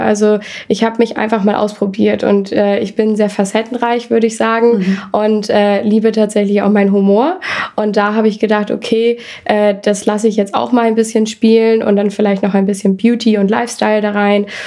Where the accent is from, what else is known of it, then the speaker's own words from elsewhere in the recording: Hamburg, Germany; moved away; ich komme aus Hamburg